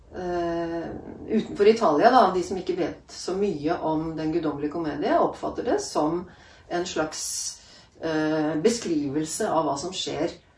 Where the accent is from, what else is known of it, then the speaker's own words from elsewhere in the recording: Norway; moved away as an adult; also born or lived in Italy; jeg vokste opp i Norge med en italiensk mamma